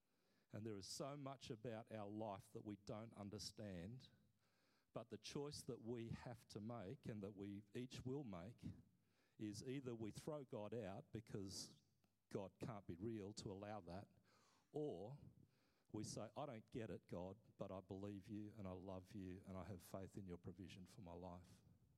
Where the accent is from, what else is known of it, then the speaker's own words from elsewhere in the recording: Papua New Guinea; I grew up as a kid, I was born in Papua New Guinea, I grew up as a kid hearing story after story